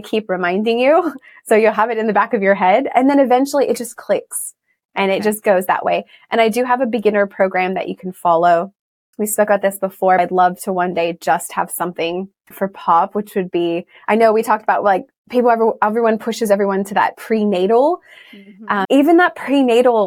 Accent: Texas, United States; moved away as an adult; now in Sydney, Australia; I'm originally from Texas, but I feel very Australian now. I've been here 14 years this year

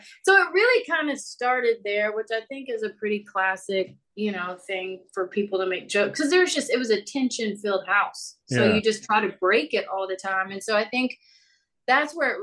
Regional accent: Louisville, Kentucky, United States; I was born in Louisville, Kentucky

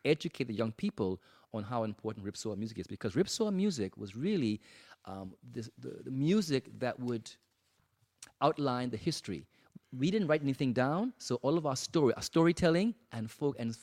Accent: Cockburn Town, Turks & Caicos Islands; I'm from Grand Turk. And in Grand Turk, we have a dialect that actually comes out of the African

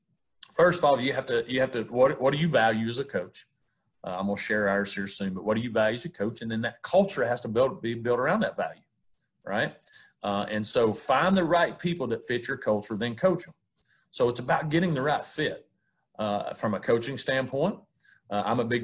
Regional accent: East Tennessee, United States; I grew up in East Tennessee on a farm with my grandparents

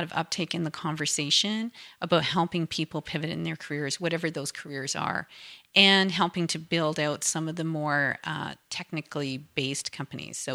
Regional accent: Thunder Bay, Ontario, Canada; also born or lived in Vancouver; now in Calgary, Canada; I grew up in Thunder Bay, actually.

